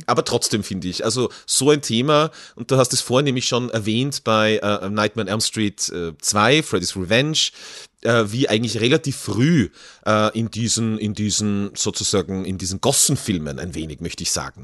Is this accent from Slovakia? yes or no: no; Kirchberg in Tirol, Tyrol, Austria; in meinem Heimatort Kirchberg in Tirol